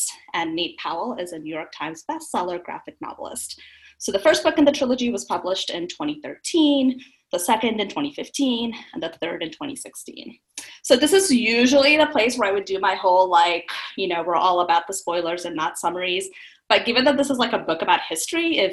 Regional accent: South India, India; I am from India, South India, and as far as I know, my family, as far back as great-great-grandparents, were also born in India from there

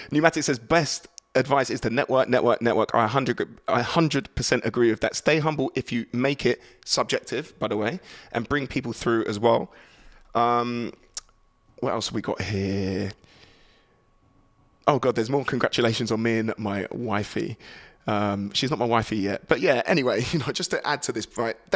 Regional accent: Kenya; But not because just because I'm Kenyan

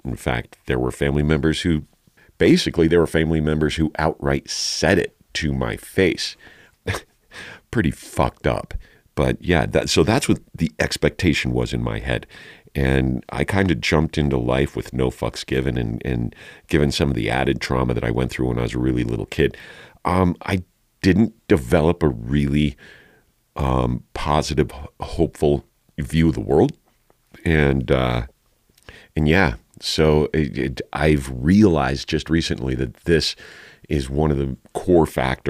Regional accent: Santa Fe, New Mexico, United States; born there; I was born in down in Santa Fe while my bio dad was going to college on his GI Bill from his two tours of Vietnam.

